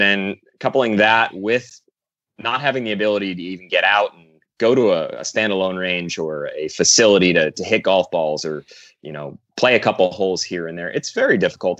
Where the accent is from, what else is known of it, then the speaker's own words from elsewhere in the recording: New Jersey, United States; I played pretty much every sport underneath the sun growing up in New Jersey.